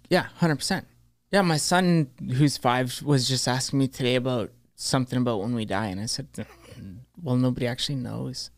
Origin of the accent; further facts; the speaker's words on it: Thunder Bay, Ontario, Canada; moved away as an adult; also born or lived in Vancouver; growing up in Thunder Bay